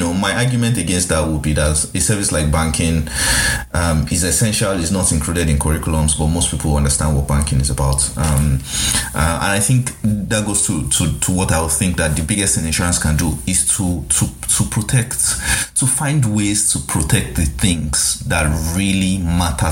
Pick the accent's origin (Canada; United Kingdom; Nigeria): Nigeria; this is me as a Nigerian